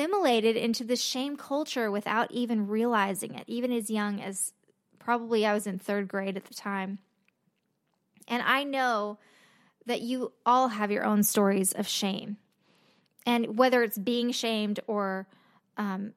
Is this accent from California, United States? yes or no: yes; Los Angeles, California, United States; I grew up in Los Angeles